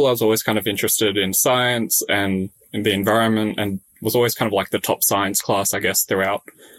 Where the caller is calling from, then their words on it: Sydney, New South Wales, Australia; Yes, I'm in my bedroom at home in Sydney.